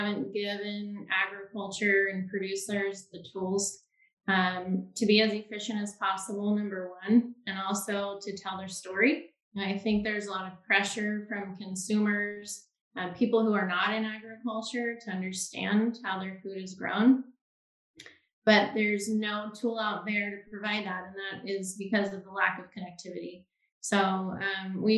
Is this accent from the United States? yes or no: yes; Southern Maryland, United States; moved away as an adult; also born or lived in Florida; now in Lincoln, United States; I grew up in Southern Maryland, a rural community on the Chesapeake Bay.